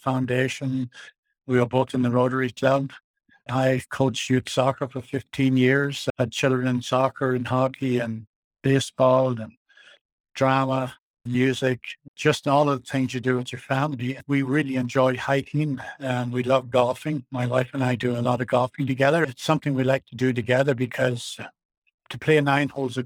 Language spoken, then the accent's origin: English; Ireland; now in Nelson, Canada; where I was raised in Ireland